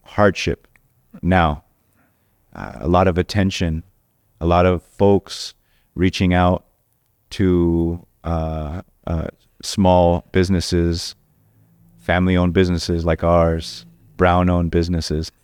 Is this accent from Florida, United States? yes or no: no; Orange County, California, United States; also born or lived in Anaheim / Boyle Heights, Los Angeles; I grew up in Orange County